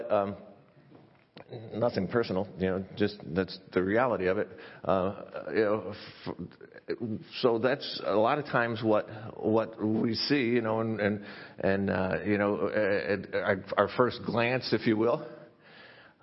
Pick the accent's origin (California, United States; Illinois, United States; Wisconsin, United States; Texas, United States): Illinois, United States; near Chicago; I grew up near Chicago, it was in a suburb